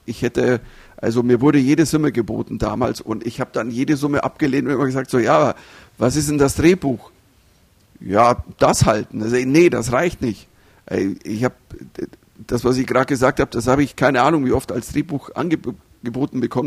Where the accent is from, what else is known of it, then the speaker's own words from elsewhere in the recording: Germany; als Deutscher